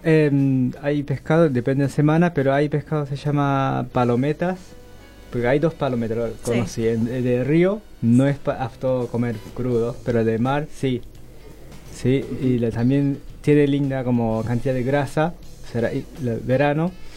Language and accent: Spanish; Japan; Spanish is a second language; moved away as an adult; now in Argentina; soy japonés